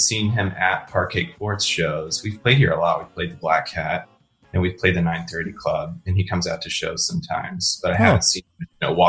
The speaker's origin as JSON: {"language": "English", "town": "Dallas", "region": "Texas", "country": "United States", "also_born_or_lived": "New York / New Hampshire", "moved": "as an adult", "lives_now": "Washington, D.C., United States", "said": "I'm from Dallas, Texas originally. Andrew and I are both from the Dallas area, and we moved to New York, kind of at the same time in 2010."}